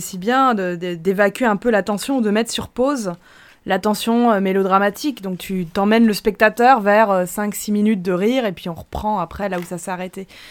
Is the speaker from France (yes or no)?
yes; France; en tant que Français